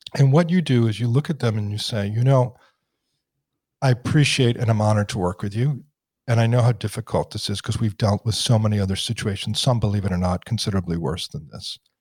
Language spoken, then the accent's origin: English; Washington, District of Columbia, United States; I grew up in Washington. I grew up in a very political environment. In the shadow of the dome